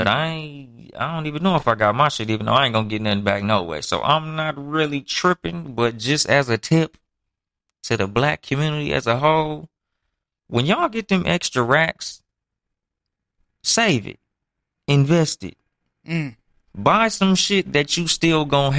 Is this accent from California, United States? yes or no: yes; Compton, California, United States; from Compton, California